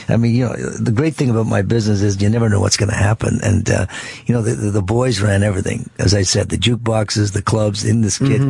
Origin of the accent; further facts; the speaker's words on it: Ottawa, Ontario, Canada; from Ottawa